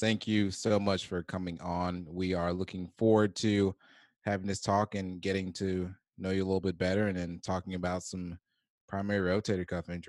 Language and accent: English; Atlanta, Georgia, United States; now in New Orleans, United States; I'm from Atlanta, and I'm a Falcons fan.